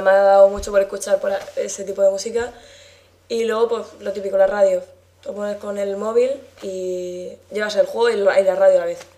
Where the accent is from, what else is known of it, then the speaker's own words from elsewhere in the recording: La Alberca, Region of Murcia, Spain; soy de la alberca, de Murcia